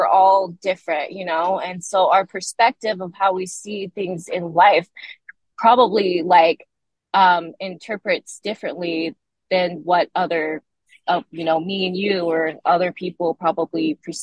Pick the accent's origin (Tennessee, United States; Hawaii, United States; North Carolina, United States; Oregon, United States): Oregon, United States; Portland; moved away as an adult; now in California, United States; I was raised in Portland, Oregon with an incredible family